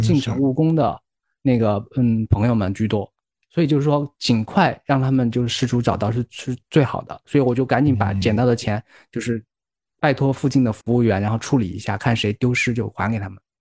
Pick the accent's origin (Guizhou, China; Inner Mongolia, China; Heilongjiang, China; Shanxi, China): Guizhou, China; Guiyang; moved away; 因为我是贵阳出来的嘛，贵阳是一个很奇葩的城市